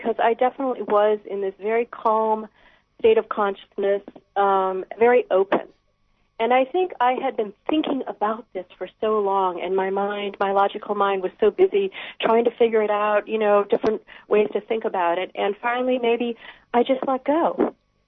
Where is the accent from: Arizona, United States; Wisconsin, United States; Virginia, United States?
Wisconsin, United States; moved away as an adult; also born or lived in Appleton, Wisconsin; now in Alaska, United States; I grew up in Wisconsin